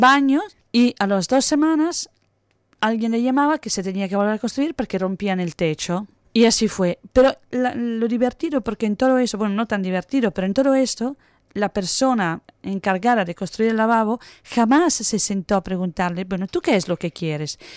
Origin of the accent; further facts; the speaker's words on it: Italy; now in Australia; soy italiana